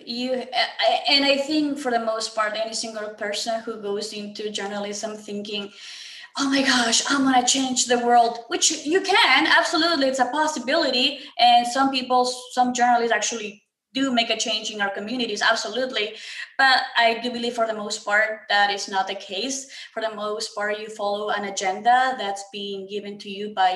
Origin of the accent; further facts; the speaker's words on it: Ecuador; now in United States; I'm next to Colombia. I'm from Ecuador